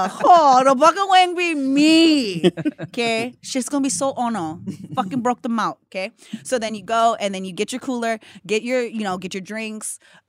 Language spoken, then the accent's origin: English; Hawaii, United States; I'm Hawaiian.